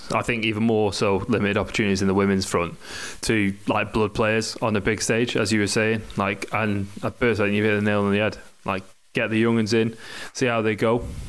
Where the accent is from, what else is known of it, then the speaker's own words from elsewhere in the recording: England, United Kingdom; Being English